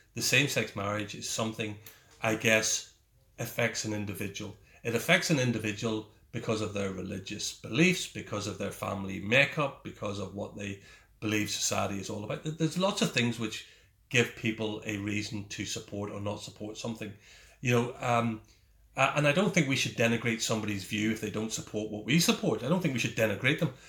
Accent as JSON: {"language": "English", "area": "Ulster", "region": "Northern Ireland", "country": "United Kingdom", "also_born_or_lived": "Germany"}